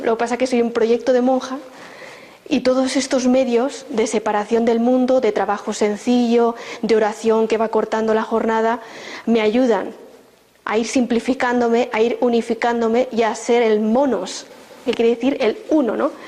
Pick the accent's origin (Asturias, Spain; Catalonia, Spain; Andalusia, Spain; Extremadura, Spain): Catalonia, Spain; Barcelona; moved away as an adult; now in Burgos, Spain; Yo vivía en Barcelona, soy de Barcelona